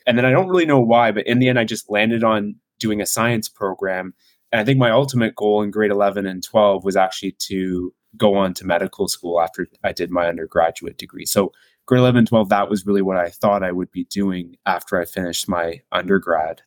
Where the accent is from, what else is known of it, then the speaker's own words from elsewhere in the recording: Burlington, Ontario, Canada; I went to high school in Burlington, Ontario, which is just about 45 minutes or so from Toronto. So that's where I grew up and went to high school